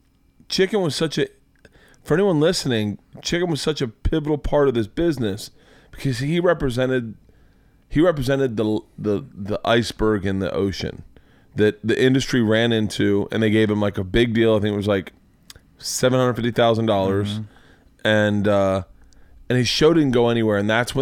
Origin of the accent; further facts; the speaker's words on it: Florida, United States; I say bad, but I grew up in Florida.